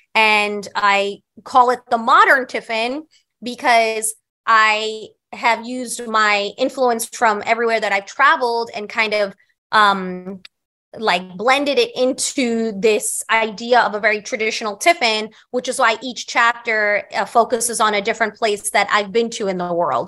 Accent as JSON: {"language": "English", "town": "New York City", "region": "New York", "country": "United States", "tie": "born or raised there", "said": "I grew up on Staten Island"}